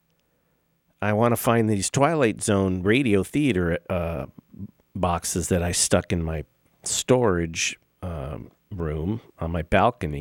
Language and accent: English; Los Angeles, California, United States; now in Las Vegas, United States; my hometown, where I was born and raised